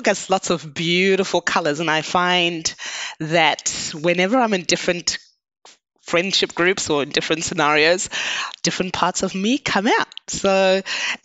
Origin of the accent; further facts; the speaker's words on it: Zimbabwe; moved away as an adult; now in Australia; I was born in Zimbabwe.